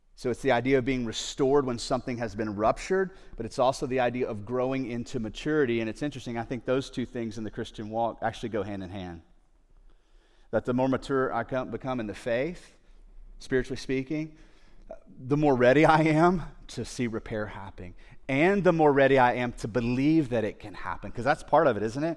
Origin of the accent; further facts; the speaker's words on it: United States; There are certain mindsets that we have here growing up in the United States or in a Western culture